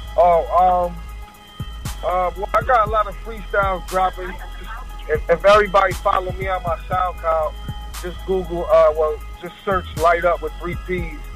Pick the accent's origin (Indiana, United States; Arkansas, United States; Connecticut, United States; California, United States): Connecticut, United States; Bridgeport; CT is the foundation, man. That's where I'm from. That's where I'm born and raised